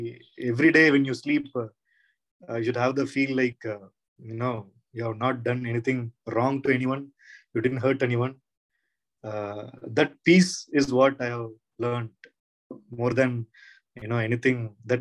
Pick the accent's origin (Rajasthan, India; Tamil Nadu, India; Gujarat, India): Tamil Nadu, India; English is a second language; now in Karnataka, India; he came from, Karnataka to Tamil Nadu, but I came from Tamil Nadu to Karnataka, which I feel very close